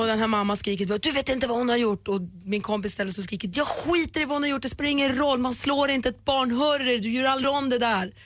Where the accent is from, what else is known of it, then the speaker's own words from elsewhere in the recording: Luleå, Norrbotten County, Sweden; jag kommer från Luleå, att man är uppvuxen i en småstad